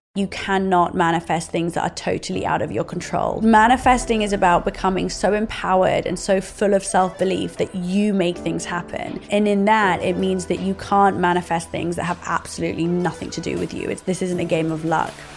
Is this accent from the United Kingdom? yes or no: yes; Oxford, South East England, United Kingdom; growing up in Oxford.